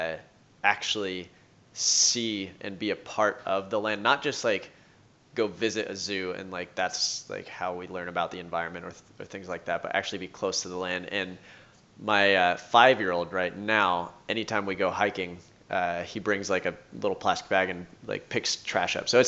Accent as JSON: {"language": "English", "town": "Long Beach", "region": "California", "country": "United States", "also_born_or_lived": "Arizona", "moved": "as an adult", "lives_now": "Springfield, United States", "said": "Originally from Long Beach."}